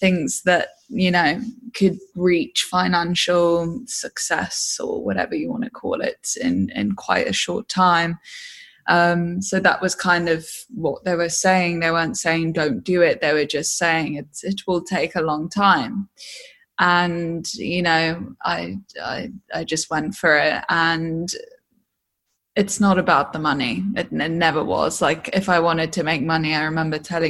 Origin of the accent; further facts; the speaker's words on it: Hull, Yorkshire and the Humber, United Kingdom; also born or lived in Devon; I moved to Hull probably a year into two, 3 years old. And I spent most of my life in the East Riding of Yorkshire, which is the northeast of England